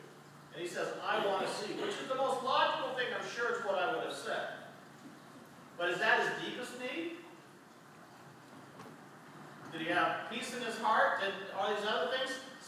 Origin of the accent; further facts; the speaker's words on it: Canada; And I was like, "I'm Canadian."